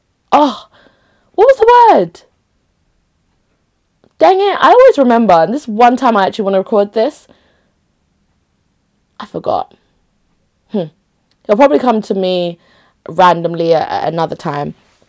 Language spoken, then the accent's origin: English; Enugu, Enugu State, Nigeria; also born or lived in Makurdi / Onitsha; I was in, of course, Onitsha, which is my rep place. Enugu. I was born in Enugu. Like, I've lived in different places, basically. within Nigeria.